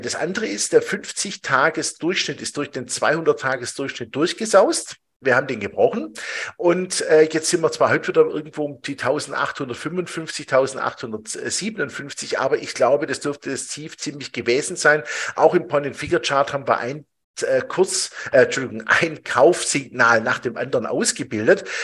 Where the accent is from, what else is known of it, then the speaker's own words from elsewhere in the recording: Switzerland; bei uns in der Schweiz